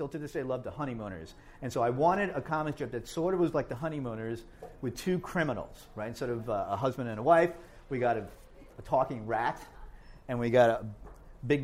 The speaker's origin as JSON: {"language": "English", "town": "Hoboken", "region": "New Jersey", "country": "United States", "tie": "born or raised there", "also_born_or_lived": "Rahway, New Jersey", "said": "where I grew up in Hoboken, with my brothers here, there weren't that many Lithuanians"}